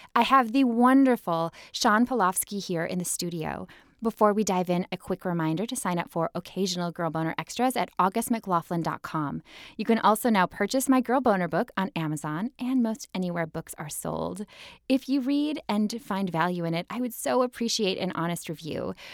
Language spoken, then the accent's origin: English; Minnesota, United States; growing up in Minnesota